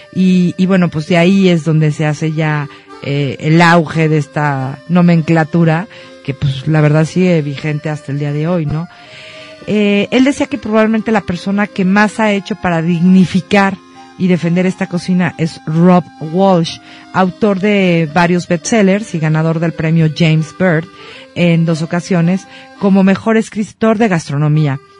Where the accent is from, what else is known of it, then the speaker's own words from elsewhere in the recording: Mexico; como mexicanos puristas